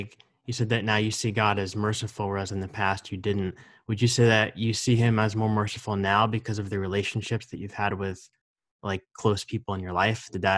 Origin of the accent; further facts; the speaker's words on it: New Jersey, United States; I grew up in New Jersey and in a very conservative church setting.